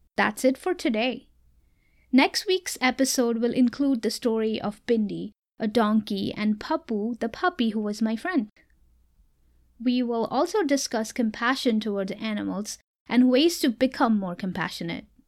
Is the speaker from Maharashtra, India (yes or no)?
yes; Mumbai, Maharashtra, India; moved away; I am originally from India, so you will hear me share much about my life back in Mumbai as a child